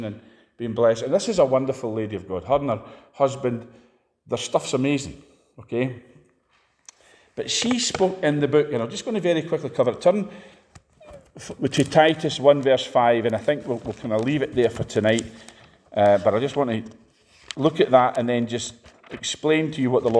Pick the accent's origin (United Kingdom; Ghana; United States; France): United Kingdom; Scotland